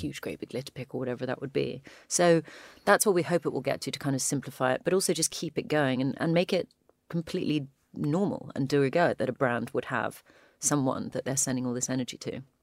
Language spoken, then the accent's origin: English; United Kingdom; we're British